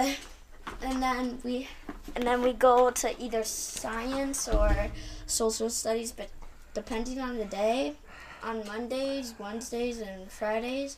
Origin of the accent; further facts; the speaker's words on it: Grand Haven, Michigan, United States; I grew up in Grand Haven